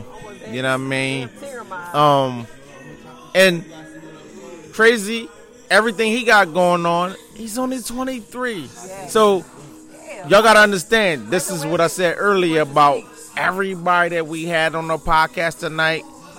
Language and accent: English; Philadelphia, Pennsylvania, United States; You know, listen, I'm from West Philly, born and raised, I must say.